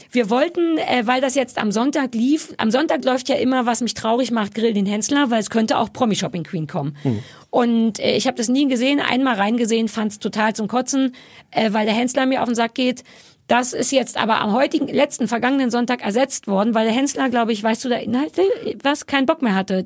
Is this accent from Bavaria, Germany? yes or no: no; Berlin, Germany; Ich bin am Alexanderplatz groß geworden